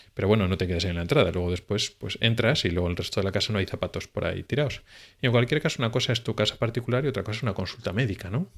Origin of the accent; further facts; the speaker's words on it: Spain; now in Sweden; somos los españoles